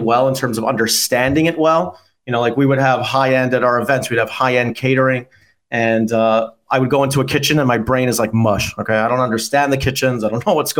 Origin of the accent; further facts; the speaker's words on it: Toronto, Ontario, Canada; I was one of the best pitchers in Canada growing up in Toronto